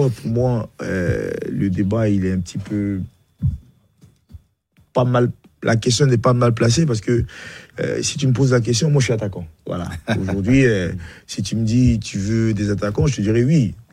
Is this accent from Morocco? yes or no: no; Bingerville, Abidjan, Côte d’Ivoire; born there; moved away; Non, je suis né à Benjerville.